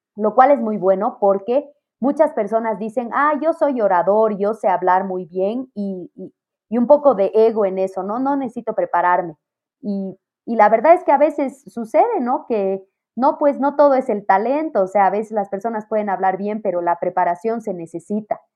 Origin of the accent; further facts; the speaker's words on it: Bolivia; como latinos y pienso que como bolivianos, muchas familias hemos experimentado en algunos momentos falta de dinero